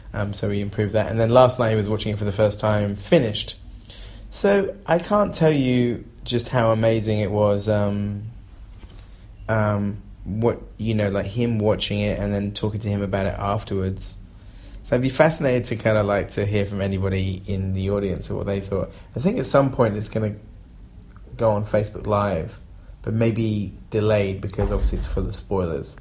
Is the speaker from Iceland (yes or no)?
no; England, United Kingdom; I'm an English person